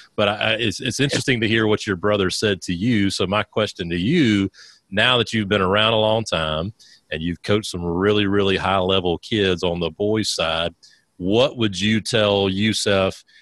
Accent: South Carolina, United States; I'm a South Carolina guy

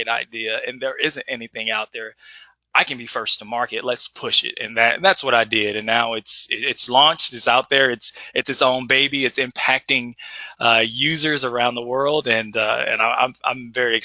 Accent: Edwardsville, Illinois, United States; growing up in Edwardsville, I was very social, had lots of friends, being a part of the basketball team

